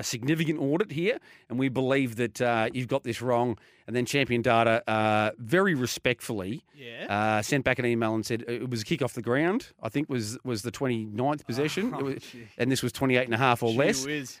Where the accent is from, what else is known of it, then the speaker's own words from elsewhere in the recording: Geelong, Victoria, Australia; Geelong, my hometown.